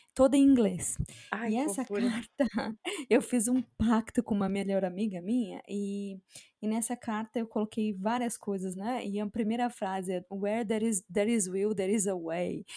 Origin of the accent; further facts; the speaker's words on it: Brazil; moved away; eu sou brasileira, meu marido é sul-africano